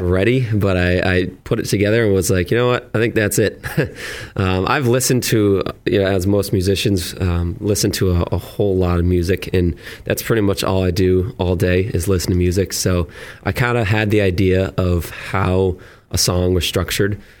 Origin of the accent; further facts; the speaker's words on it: Auburn, Massachusetts, United States; moved away as an adult; also born or lived in Millbury, Massachusetts / Worcester, Massachusetts; now in Plymouth, United States; I grew up in Auburn, uh, Mass, and lived in Millbury for the last couple years, and just moved down to Plymouth